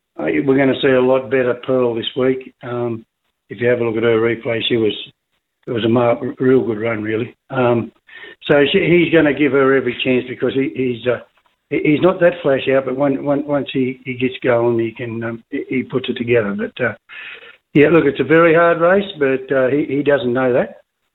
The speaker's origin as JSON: {"language": "English", "area": "near Temora", "region": "western New South Wales", "country": "Australia", "tie": "born or raised there", "said": "It's not far from where I come from, and we spent a lot of our childhood racing around Tamora and Young and Cowra."}